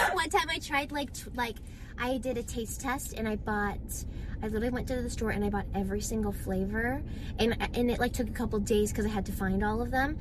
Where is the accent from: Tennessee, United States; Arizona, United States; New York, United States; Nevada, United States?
Arizona, United States; moved away as an adult; I am in Arizona visiting my hometown